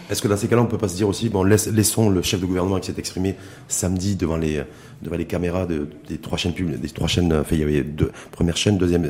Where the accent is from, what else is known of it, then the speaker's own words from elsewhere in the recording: Morocco; chez nous, au Maroc